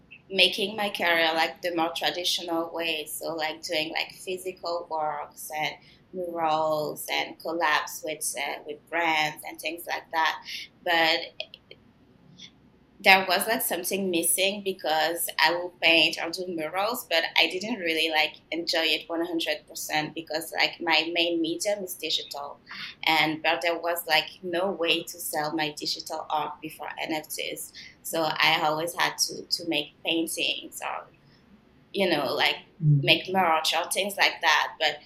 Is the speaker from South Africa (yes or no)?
no; south of France, France; accent: mix of French and Canadian; also born or lived in Benin / Quebec, Canada; A mix of both, because I was born in Benin in West Africa, and then we moved to France because my dad is French, and then we moved to, but we were in the south of France, so it's a different accent. It's not like a Parisian accent.